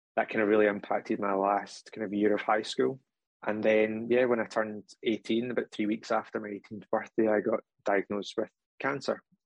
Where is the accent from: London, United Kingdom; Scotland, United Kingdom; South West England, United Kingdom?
Scotland, United Kingdom; in case you can't tell from the accent, I am from Scotland